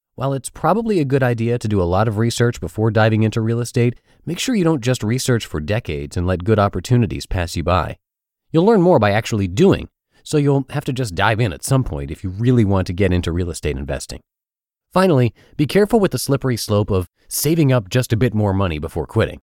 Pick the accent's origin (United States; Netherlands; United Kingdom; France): United States; Pittsburgh, Pennsylvania; moved away; my hometown of Pittsburgh, Pennsylvania